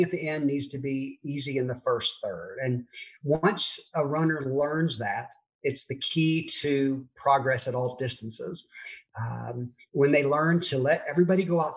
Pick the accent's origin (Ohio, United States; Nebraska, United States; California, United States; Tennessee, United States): Tennessee, United States; Memphis; moved away as an adult; also born or lived in Germantown, Tennessee / Texas / St. Louis; now in Dallas, United States; I was born and raised in Memphis